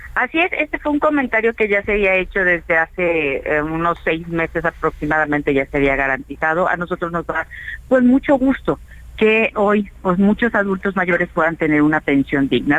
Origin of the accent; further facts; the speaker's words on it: Yucatán, Mexico; soy de Yucatán, ahí tenemos muchísima población